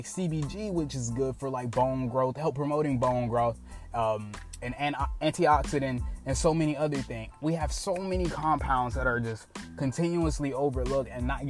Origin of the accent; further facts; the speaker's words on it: United States; I am an American citizen